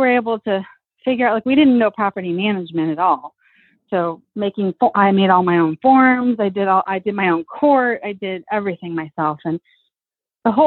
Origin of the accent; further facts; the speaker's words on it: Tucson, Arizona, United States; We're from Tucson, an hour from the border.